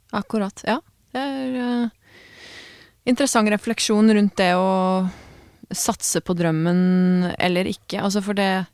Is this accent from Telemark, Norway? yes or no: yes; Grenland, Telemark, Norway; jeg er fra Åklungen